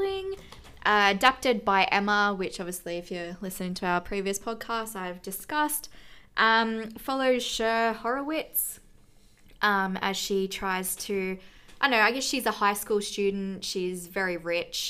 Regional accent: Australia; we're Australian

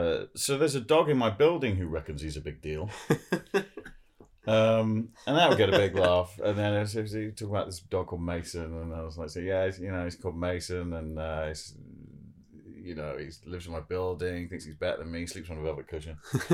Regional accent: Jersey; my family's like French and from Oldham, but I grew up in Jersey.

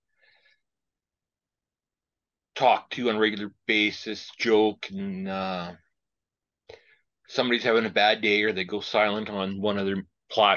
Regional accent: Regina, Saskatchewan, Canada; also born or lived in Indian Head, Saskatchewan; Born and raised in Regina with a small stay in Indian Head for a couple of years.

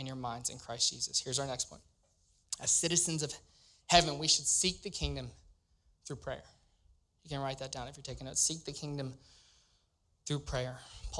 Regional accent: Louisiana, United States; moved away as an adult; now in Cincinnati, United States; I'm from Louisiana, born and raised

